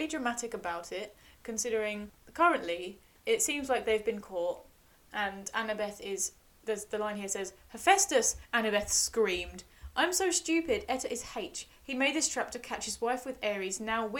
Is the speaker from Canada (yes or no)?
no; Australia; I'm Australian.